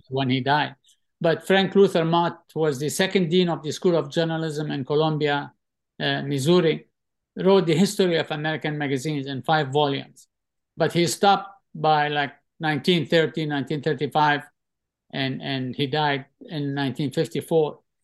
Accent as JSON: {"language": "English", "town": "Tripoli", "region": "North Governorate", "country": "Lebanon", "tie": "born or raised there", "also_born_or_lived": "Mississippi, United States", "moved": "yes", "said": "growing up in Tripoli, Lebanon"}